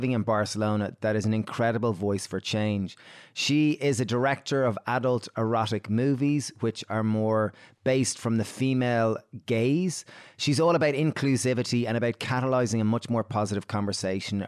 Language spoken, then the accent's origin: English; Ireland; we grew up in Catholic Ireland